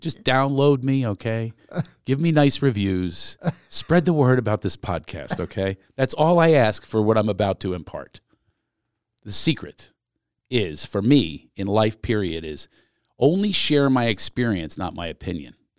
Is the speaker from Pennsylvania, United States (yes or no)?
yes; Philadelphia, Pennsylvania, United States; we are both from Philadelphia